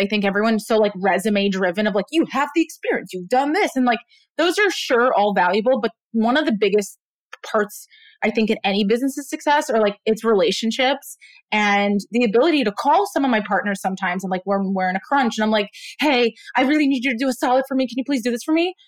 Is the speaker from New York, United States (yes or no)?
yes; New York City, New York, United States; also born or lived in Israel; I was born in Israel. I moved to Brooklyn when I was 3. Grew up in a really just like melting pot of culture, part of Brooklyn, South Brooklyn